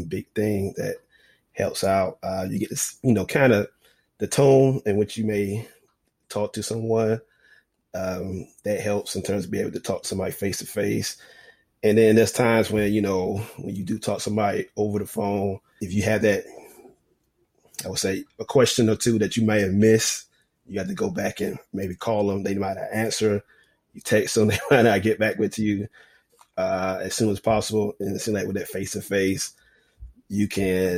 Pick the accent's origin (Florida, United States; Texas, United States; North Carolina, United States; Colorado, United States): North Carolina, United States; moved away as an adult; now in Memphis, United States; I'm from North Carolina, so I worked for a daily paper there, actually in my hometown